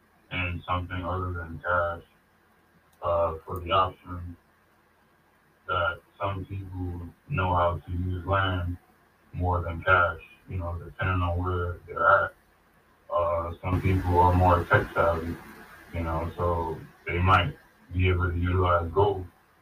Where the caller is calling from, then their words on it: Brooklyn, New York, United States; I'm calling from New York.